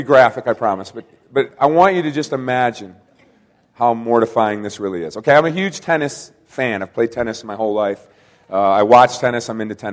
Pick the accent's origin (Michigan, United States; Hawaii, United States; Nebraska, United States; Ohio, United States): Michigan, United States; Kalamazoo; I am from Kalamazoo, Michigan